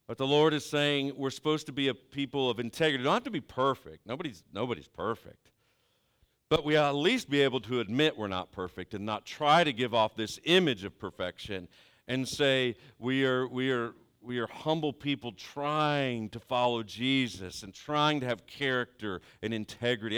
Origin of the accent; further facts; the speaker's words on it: Southeastern Ohio, United States; I'm from Southeastern Ohio